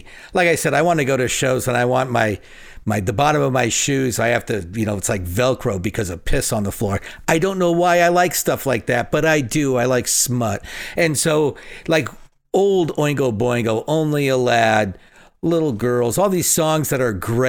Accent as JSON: {"language": "English", "town": "Phoenix", "region": "Arizona", "country": "United States", "tie": "born or raised there", "said": "I grew up on West Side of Phoenix, so I know how to break into things."}